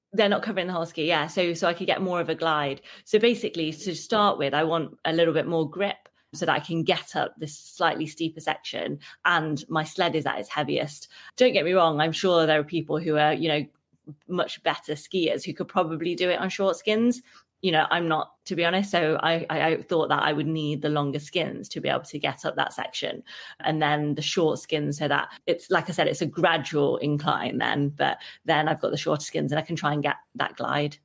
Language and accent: English; Derby, East Midlands, United Kingdom; I'm from Derby